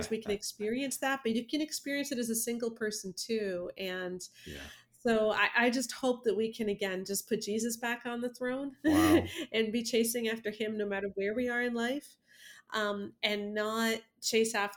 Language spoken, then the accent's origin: English; Canada